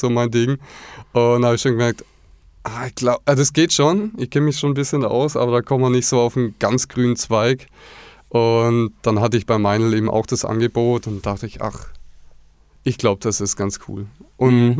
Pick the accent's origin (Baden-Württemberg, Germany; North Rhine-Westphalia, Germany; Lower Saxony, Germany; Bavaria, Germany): Baden-Württemberg, Germany; Black Forest, near Villingen-Schwenningen; moved away as an adult; ich bin im Schwarzwald aufgewachsen, in der Nähe von Villingen-Schwenningen, das ist der Landkreis Schwarzwald-Bar-Heuberg.